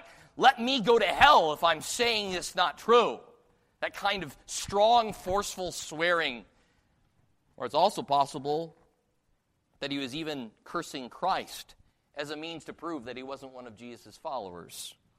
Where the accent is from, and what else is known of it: the North, Northern United States, United States; accent: northern; now in Texas, United States